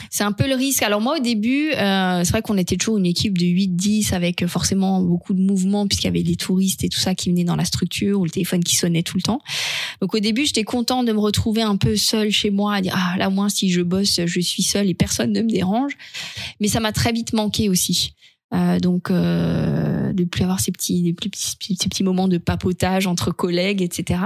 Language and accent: French; Alsace, Grand Est, France; je suis alsacienne